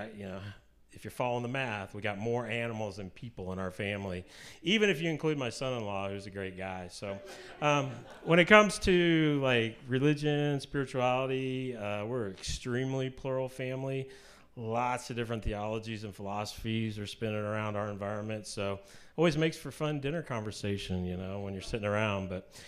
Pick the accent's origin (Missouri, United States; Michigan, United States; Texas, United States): Missouri, United States; Kansas City; also born or lived in Utah; I grew up in Kansas City, grew up in the Methodist Church.